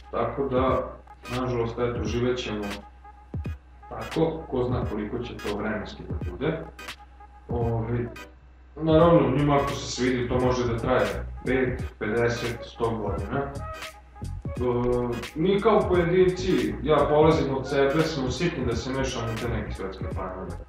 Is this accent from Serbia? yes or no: yes; Serbia